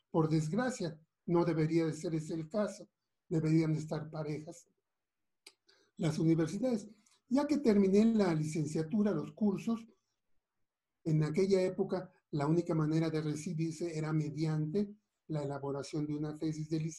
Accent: Mérida, Yucatán, Mexico; Yo soy originario de Mérida, Yucatán

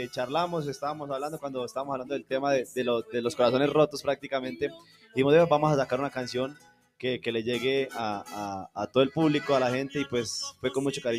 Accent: Colombia; Como mencionaban, soy de Colombia.

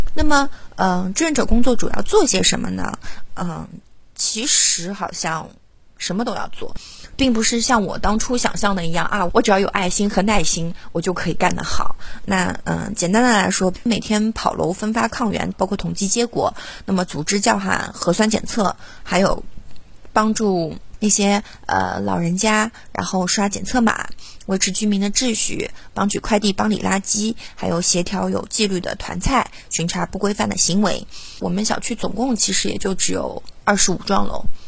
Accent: Shanghai, China; 我是一个土生土长的上海小姑娘

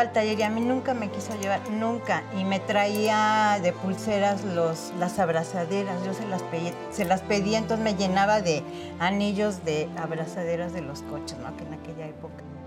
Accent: Mexico City, Mexico; yo nací aquí en la Ciudad de México. Eh, me llevaron después a vivir a Contreras eh, por los dinamos cuando yo tendría unos 3, 4 años. Y ahí fue donde yo me desarrollé

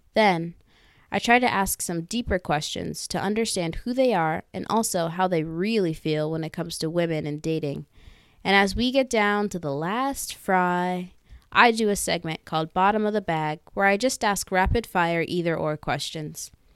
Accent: Northern Virginia, United States; also born or lived in Philadelphia; I was born and raised in Northern Virginia, but I spent the last four years in one of the greatest cities ever, Philadelphia

